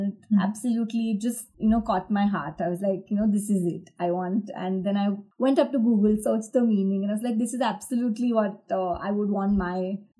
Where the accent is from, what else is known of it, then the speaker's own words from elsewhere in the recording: Ahmedabad, Gujarat, India; Yeah. I'm basically from Ahmedabad only.